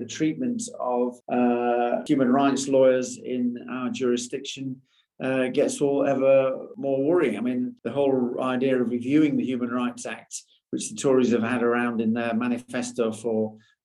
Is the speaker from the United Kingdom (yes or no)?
yes; United Kingdom; us as a British nation